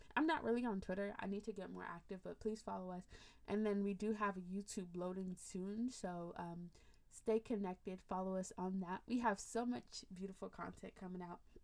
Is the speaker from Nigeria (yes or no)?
yes; Nigeria; as an African, as a Nigerian, we don't really talk about estate planning